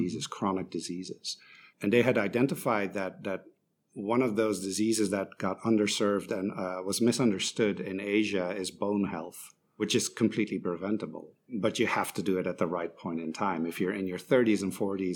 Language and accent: English; Belgium; moved away as an adult; also born or lived in Shanghai, China; I'm originally from Belgium